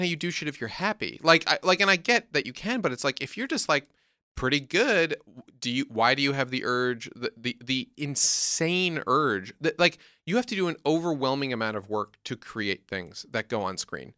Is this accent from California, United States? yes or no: no; New York, United States; I'm from New York